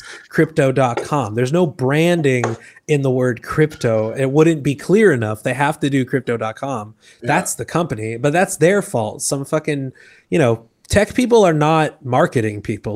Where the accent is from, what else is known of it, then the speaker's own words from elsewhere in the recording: Boston, Massachusetts, United States; moved away as an adult; also born or lived in New York / Los Angeles; now in Puerto Rico; I'm originally from Boston